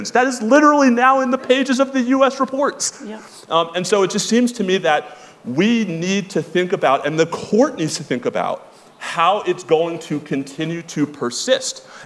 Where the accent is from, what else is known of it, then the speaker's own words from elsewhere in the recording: New York, United States; I'm a New Yorker.